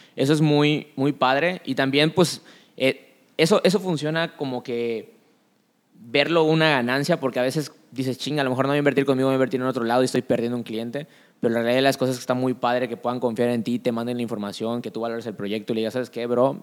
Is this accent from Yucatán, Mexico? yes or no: yes; Yucatán, Mexico; como yucateco